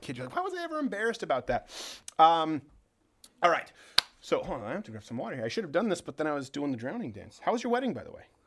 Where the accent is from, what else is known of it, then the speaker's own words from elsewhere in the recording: Canada; now in United States; I'm from Canada.